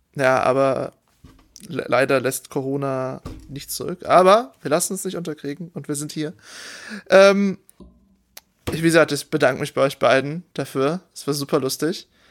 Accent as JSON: {"language": "German", "area": "Oberbergisches Land", "region": "North Rhine-Westphalia", "country": "Germany", "tie": "born or raised there", "said": "ich komme aus dem Oberbergischen, das ist alles sehr bergig"}